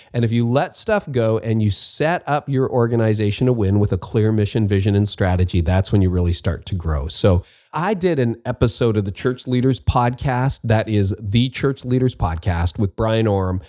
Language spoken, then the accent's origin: English; Canada; as a Canadian, a, a non-Oregonian